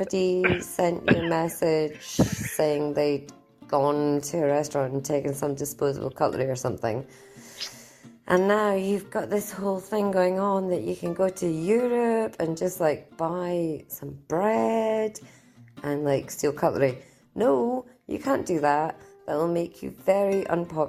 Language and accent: English; Scotland, United Kingdom; I'm Scottish